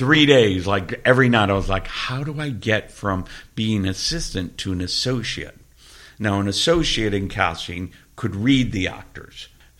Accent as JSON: {"language": "English", "region": "Georgia", "country": "United States", "tie": "born or raised there"}